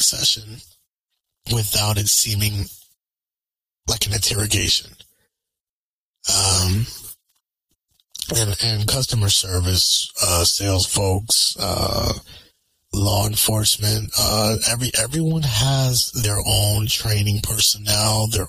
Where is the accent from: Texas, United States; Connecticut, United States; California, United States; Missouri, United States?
Connecticut, United States; I'm from Connecticut.